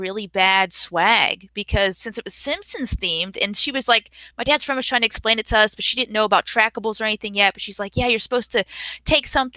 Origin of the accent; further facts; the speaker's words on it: Pennsylvania, United States; now in Georgia, United States; I currently live in Georgia and I'm from Pennsylvania